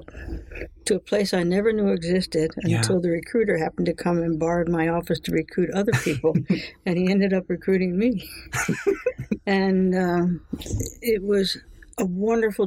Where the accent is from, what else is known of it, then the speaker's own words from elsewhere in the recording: Quakertown, Pennsylvania, United States; moved away; I grew up in Quakertown and happened to be a Quaker